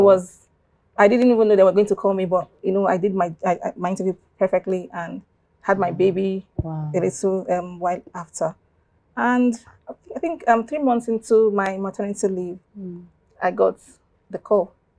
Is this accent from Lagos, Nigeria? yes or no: no; Abia, Nigeria; first language Igbo (Abiriba dialect); English is a second language; what I just spoke is my native dialect, that's Abriba, mm, and it's Igbo, you know. Mm. I'm from Abia State.